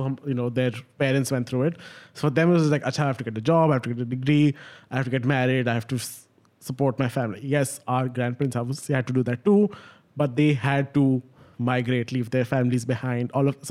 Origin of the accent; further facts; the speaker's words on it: Pakistan; now in Dubai, United Arab Emirates; I live in Dubai, but I'm Pakistani, but I'm not from... I don't have a Dubai citizenship